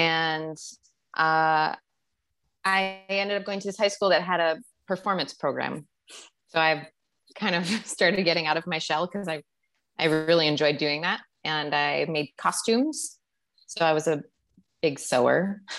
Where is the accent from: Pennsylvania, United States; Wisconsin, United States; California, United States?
Wisconsin, United States; moved away as an adult; also born or lived in Michigan / Chicago; I grew up in Wisconsin. I went to school in Michigan And I moved to Chicago after school.